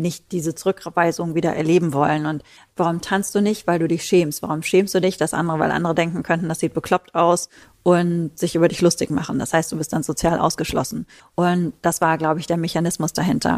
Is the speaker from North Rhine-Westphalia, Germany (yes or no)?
yes; Ruhr area, North Rhine-Westphalia, Germany; bei uns im Ruhrpott sagt man Kirmes